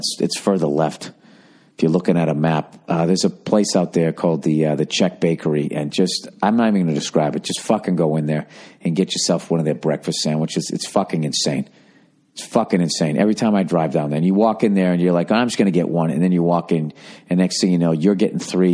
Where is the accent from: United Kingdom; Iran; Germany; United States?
United States; Northeast; we're growing up in the Northeast